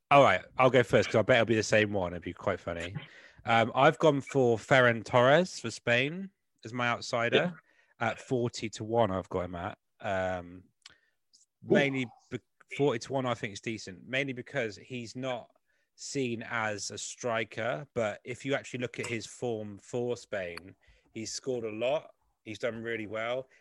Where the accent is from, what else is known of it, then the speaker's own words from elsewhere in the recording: West Country, South West England, United Kingdom; accent: West Country; also born or lived in Scotland; grew up in England, obviously that's why I've got this awful West Country accent